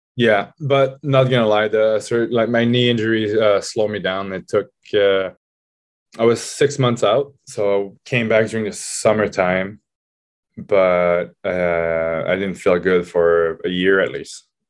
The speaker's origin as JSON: {"language": "English", "town": "Laval", "region": "Quebec", "country": "Canada", "tie": "born or raised there", "moved": "as an adult", "said": "I decided to sign back with Laval 'cause it was, uh, my hometown"}